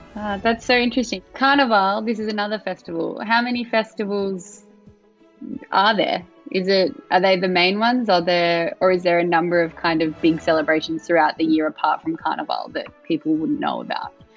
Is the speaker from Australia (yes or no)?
yes; Australia; in Australia, people are very much like I'm Australian, but we also have a very multicultural